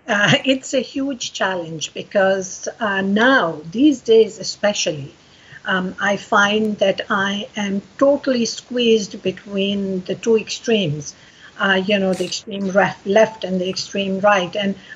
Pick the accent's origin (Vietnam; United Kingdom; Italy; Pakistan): Pakistan; now in Canada; I'm a native Pakistani. I was born in Pakistan.